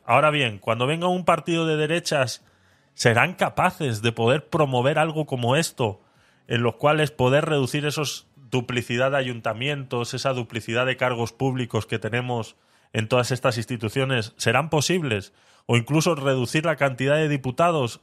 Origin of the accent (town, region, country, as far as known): Spain